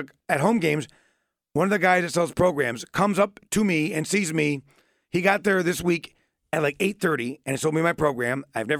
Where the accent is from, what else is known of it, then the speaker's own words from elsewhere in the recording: Euclid, Ohio, United States; Euclid. East side of Cleveland.